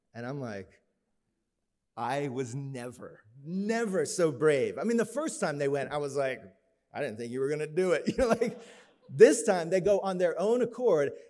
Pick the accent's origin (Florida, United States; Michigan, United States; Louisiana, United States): Florida, United States; we grew up in Florida